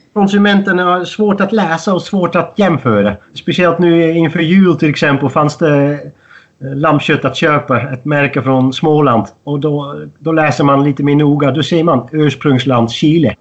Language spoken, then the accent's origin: Swedish; Netherlands; moved away as an adult; now in Sweden; jag är född och uppvuxen i Holland